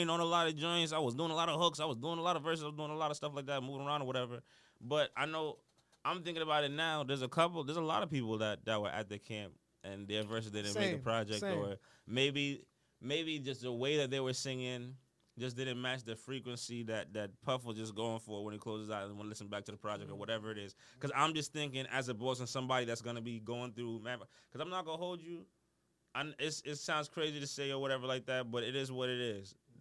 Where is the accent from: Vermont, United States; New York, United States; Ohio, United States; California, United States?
New York, United States; New York City; moved away as an adult; also born or lived in Mount Vernon, New York; I'm from the Bronx. I grew up Uptown.